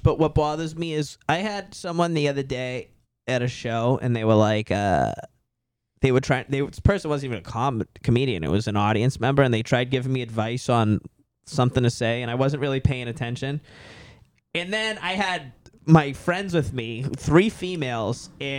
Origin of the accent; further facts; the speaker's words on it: Boston, Massachusetts, United States; accent: Boston; when people hear me talk and like my accent and then tell me to the Boston stereotype